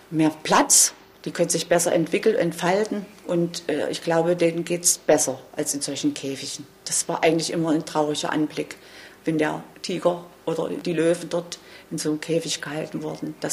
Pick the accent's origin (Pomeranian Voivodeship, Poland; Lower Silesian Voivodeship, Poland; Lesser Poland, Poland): Lower Silesian Voivodeship, Poland; Wroclaw; born there; moved away; Nein, nein, nein. ich bin geflüchtet. Ich bin auch in Breslau geboren.